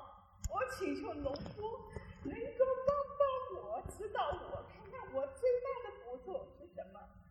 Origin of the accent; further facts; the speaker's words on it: China; 老婆好，我是中国的修行者，我已经全生命在佛法里面二十多年了